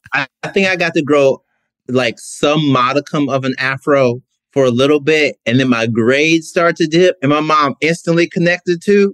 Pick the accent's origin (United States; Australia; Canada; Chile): United States; Mississippi; I'm from Mississippi. Like Southern